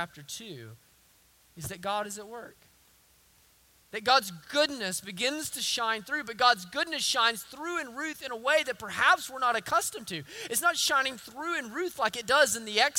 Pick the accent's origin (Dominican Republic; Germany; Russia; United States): United States; the South; accent: southern; my southern accent